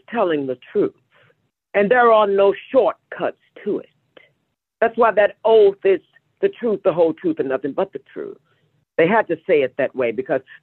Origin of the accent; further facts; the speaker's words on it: Kinloch, Missouri, United States; moved away; I'm originally from St. Louis, Missouri, a small town on the outskirts. Actually, it's called Kinloch, Missouri